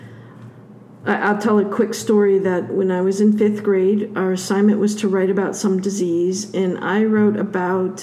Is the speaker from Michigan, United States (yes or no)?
yes; Michigan, United States; I grew up in Michigan